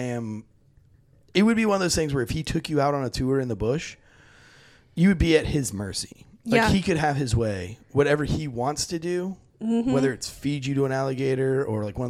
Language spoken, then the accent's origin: English; Florida, United States; I grew up in Florida